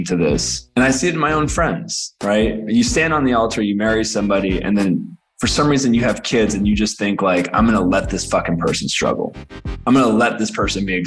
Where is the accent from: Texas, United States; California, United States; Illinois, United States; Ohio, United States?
California, United States; Alameda; I grew up in a small town, Alameda, California